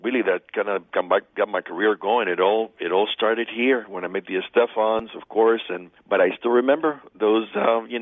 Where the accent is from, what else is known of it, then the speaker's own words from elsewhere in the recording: Hialeah, Florida, United States; I grew up in South Florida. This community means so much to me. So I'm a product of everything that deals with being raised in Hialeah, Florida, as a Cuban American.